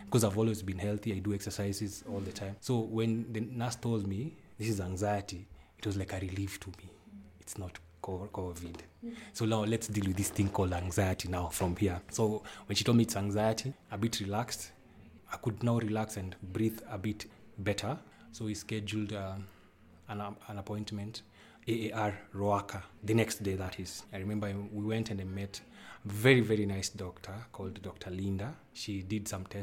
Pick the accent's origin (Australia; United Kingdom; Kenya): Kenya; Nairobi; now in Limuru, Kenya; I stay in Limuru, but I was born in Nairobi